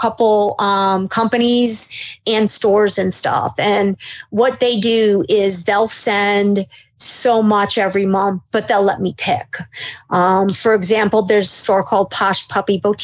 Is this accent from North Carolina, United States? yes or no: no; Cleveland, Ohio, United States; I'm from Cleveland